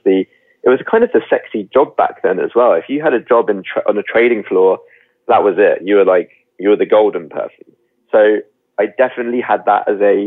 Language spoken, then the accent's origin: English; United Kingdom; now in London, United Kingdom; I was brought up just outside London, so I'm very much, I live in West London now, so I'm kind of a Londoner through and through.